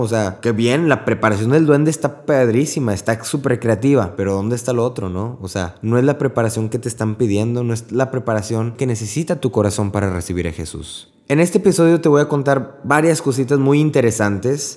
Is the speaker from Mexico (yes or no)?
yes; Mexico; moved away as an adult; also born or lived in Corpus Christi, Texas; Yo soy mexicano y trabajo en Corpus Christi